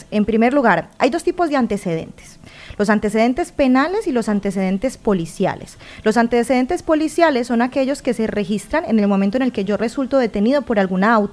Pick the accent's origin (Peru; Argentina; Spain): Spain; Y una razón importante es que yo siendo español, además de ser español, soy ciudadano de la Unión Europea.